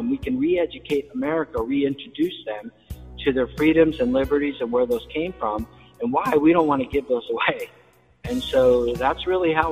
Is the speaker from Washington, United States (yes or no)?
yes; Washington, United States; also born or lived in Germany / New York / Kansas / Hawaii; I was born in Germany. So um, my father was a soldier, my grandfather was a builder, and um, we traveled quite a bit. I traveled quite a bit as a kid. I lived in places like Germany and New York and Kansas and Hawaii and Washington State, and we settled in Washington State.